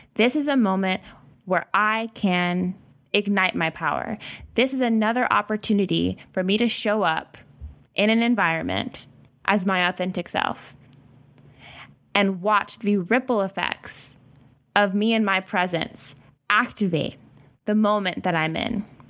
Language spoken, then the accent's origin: English; the South, United States; I'm from the South, so we speak to strangers here.